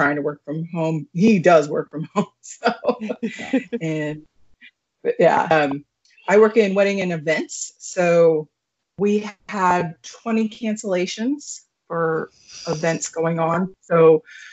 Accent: California, United States; now in Washington, United States; I'm from California, so I'm moving to Washington

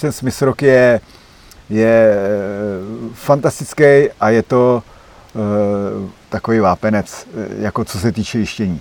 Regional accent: Czechia; já jako jediný Čech

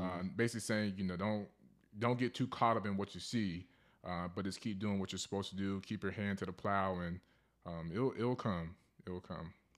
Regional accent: Charlotte, North Carolina, United States; now in Fayetteville, United States; I'm from Charlotte, North Carolina. Um, I reside here in Fayetteville, North Carolina, near Fort Bragg

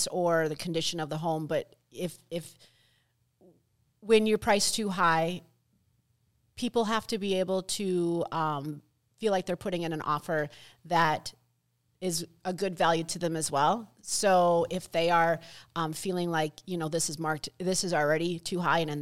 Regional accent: United States; me growing up on the Mississippi River

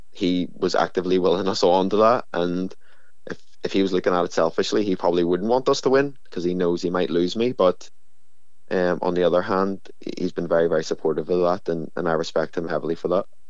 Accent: Belfast, Northern Ireland, United Kingdom; I'm from East Belfast

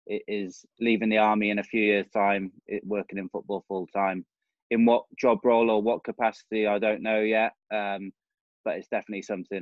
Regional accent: Wales, United Kingdom; moved away as an adult; now in England; Nicknamed … a Welshman that sort of come into England through being in the army. I've been in the army 18 years now.

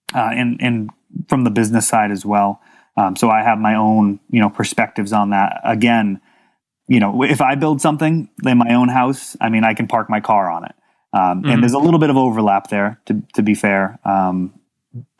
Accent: Millis, Massachusetts, United States; I grew up on a country club for a while. In Millis, Massachusetts

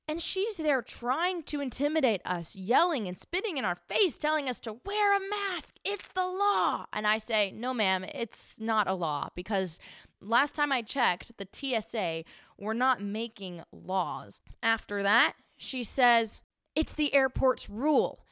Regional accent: Houston, Texas, United States; my hometown, Houston

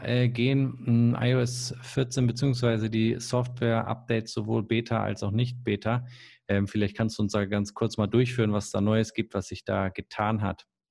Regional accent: Bremen, Germany; ich komme ja aus der Nähe von Bremen und meine Klassenkameraden, die hatten zum Teil wirklich einen langen Weg aus Worpswede ähm, zu unserer Schule

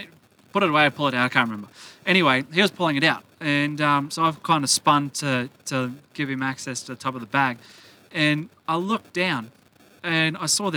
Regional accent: Australia; we're from Australia.

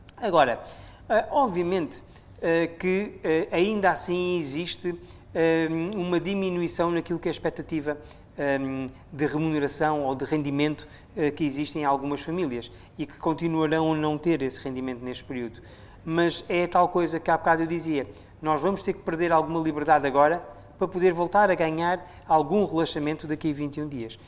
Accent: Mozambique

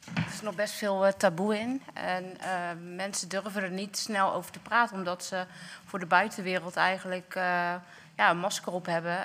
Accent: North Brabant, Netherlands; now in Dordrecht, Netherlands; Opgegroeid in Brabant en ik woon nu in Dordrecht

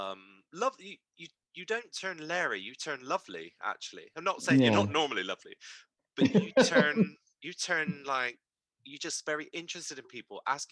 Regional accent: Bristol, South West England, United Kingdom; accent: Bristol; I tried to soften it and get rid of it because I was very embarrassed about my Bristol accent

